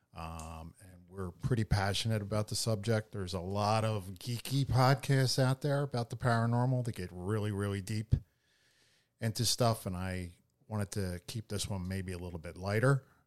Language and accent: English; Philadelphia, Pennsylvania, United States; I grew up in Philadelphia